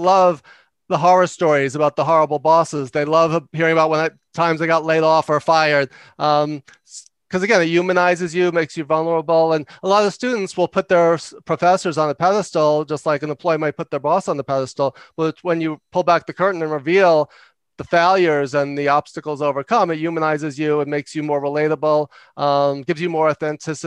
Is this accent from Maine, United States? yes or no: no; New York, United States; I talk loud and fast because I'm from New York